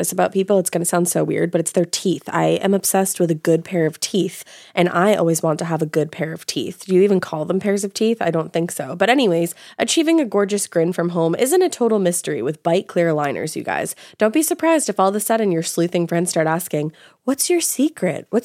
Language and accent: English; Rochester, New York, United States; I grew up in Rochester, New York, and this story is on the first house my parents bought together.